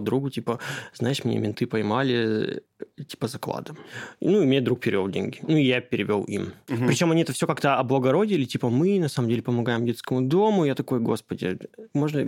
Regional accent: Caucasus, Kabardino-Balkaria, Russia; Я просто родом из Кавказа, из Кабардино-Балкарии

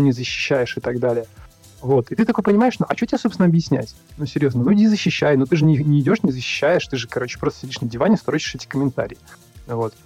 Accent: Russia; moved away as an adult; now in Kyrgyzstan; я родился и вырос в России

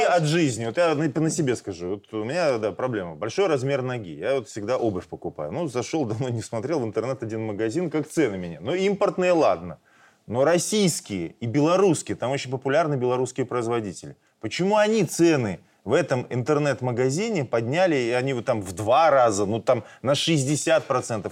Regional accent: Belarus; мы белорусы

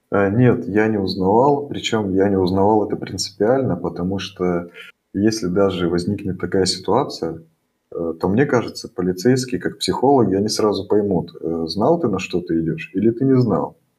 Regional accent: Russia; now in Germany; Мы говорим, мы из России.

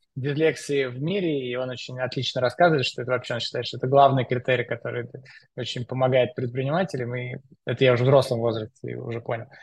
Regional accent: Moscow, Russia; Я э, родился в Москве, учился в школе в Москве

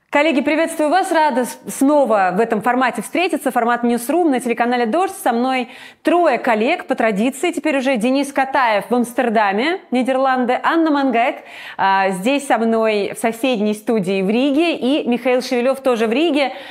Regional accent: Georgia; moved away; я грузинка и была в Грузии в 2008 году во время войны.

